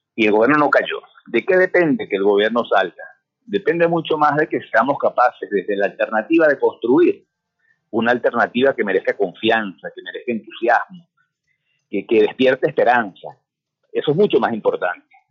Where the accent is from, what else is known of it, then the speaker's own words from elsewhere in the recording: Venezuela; esas cosas ocurran en mi país